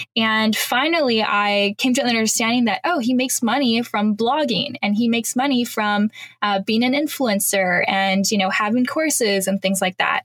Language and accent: English; Canada; moved away as an adult; now in Panama; I'm Canadian